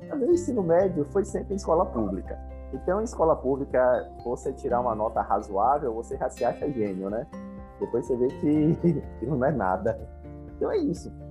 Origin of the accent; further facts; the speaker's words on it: Salvador, Bahia, Brazil; eu nasci em Salvador, eu sou o filho mais novo